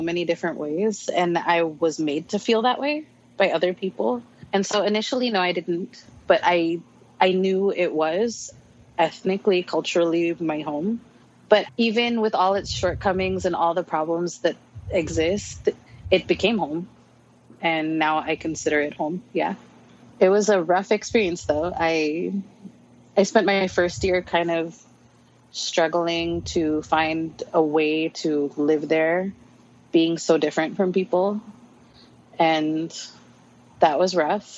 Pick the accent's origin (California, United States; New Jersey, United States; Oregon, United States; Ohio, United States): Oregon, United States; moved away as an adult; also born or lived in Palau; now in Hawaii, United States; I was born and raised in Oregon